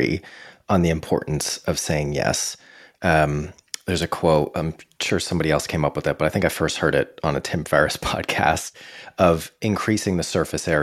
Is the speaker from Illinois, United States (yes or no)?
no; Boston, Massachusetts, United States; growing up in the Boston area